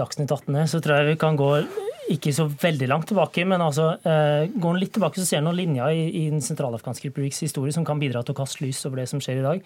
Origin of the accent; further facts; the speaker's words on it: Norway; jeg ikke er fransk, og at jeg er norsk